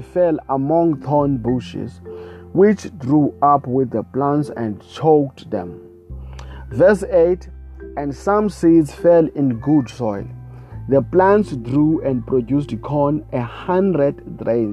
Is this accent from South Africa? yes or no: yes; South Africa; I come all the way from South Africa